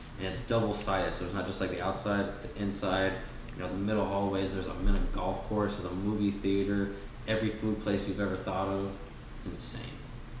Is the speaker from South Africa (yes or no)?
no; Minnesota, United States; moved away; where I grew up in Minnesota, we had Old Country Buffet.